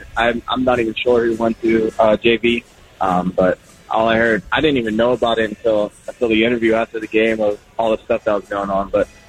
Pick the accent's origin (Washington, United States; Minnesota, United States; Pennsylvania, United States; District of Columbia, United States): Pennsylvania, United States; Pittsburgh; I'm from Pittsburgh